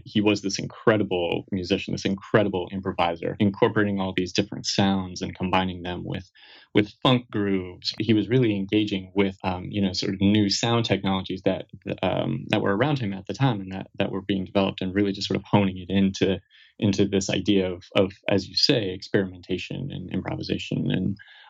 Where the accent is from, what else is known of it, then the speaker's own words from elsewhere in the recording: Fargo, North Dakota, United States; grew up across the river from his home state.